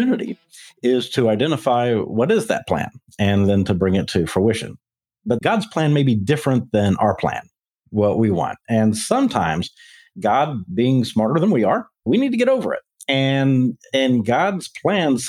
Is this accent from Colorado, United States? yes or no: no; Memphis, Tennessee, United States; moved away as an adult; now in Texas, United States; born and raised in Memphis